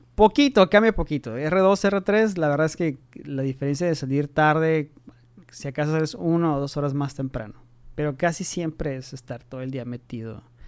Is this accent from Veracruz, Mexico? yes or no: no; Tijuana, Baja California, Mexico; also born or lived in Mexico City; soy de Tijuana